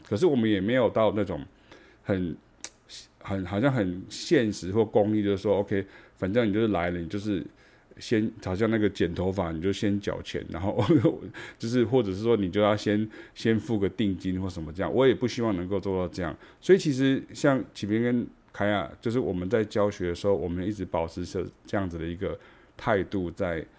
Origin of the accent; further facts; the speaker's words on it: Taichung, Taiwan; moved away as an adult; now in Taipei, Taiwan; 因为台中是我的家哈，它是我的老家这样哈